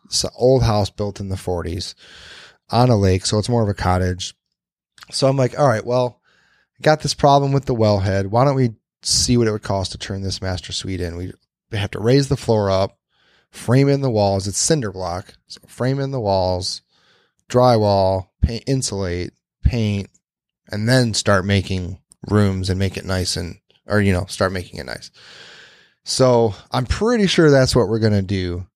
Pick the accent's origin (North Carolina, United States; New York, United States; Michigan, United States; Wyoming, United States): Michigan, United States; Westland; my hometown of Westland.